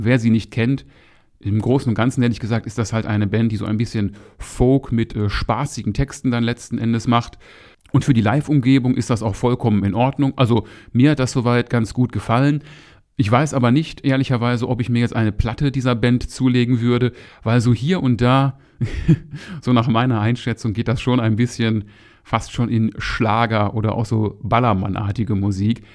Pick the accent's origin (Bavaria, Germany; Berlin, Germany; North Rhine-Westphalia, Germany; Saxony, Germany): North Rhine-Westphalia, Germany; Moers; ich komme hier aus Mörs